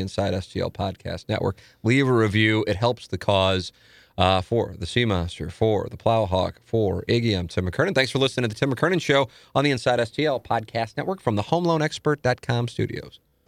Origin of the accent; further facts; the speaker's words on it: St. Louis, Missouri, United States; moved away; my hometown